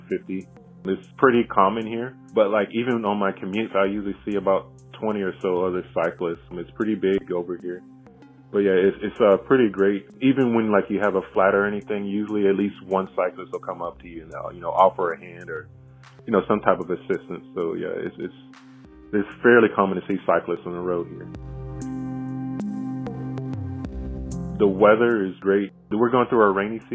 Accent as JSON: {"language": "English", "town": "Montgomery", "region": "Alabama", "country": "United States", "tie": "born or raised there", "moved": "as an adult", "lives_now": "Okinawa, Japan", "said": "my hometown of Montgomery, Alabama"}